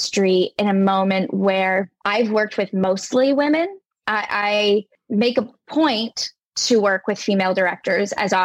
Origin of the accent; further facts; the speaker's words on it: United States; also born or lived in New York City; as an American